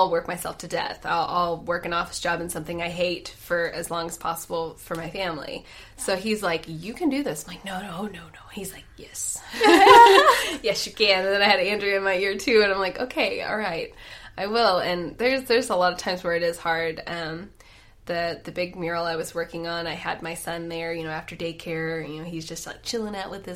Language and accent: English; Marshfield, Missouri, United States; The beautification committee in my hometown called her, and they wanted her to start this beautification process in Marshfield